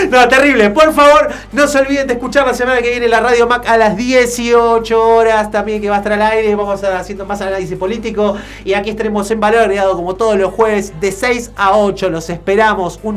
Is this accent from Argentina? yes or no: yes; Argentina; Somos argentinos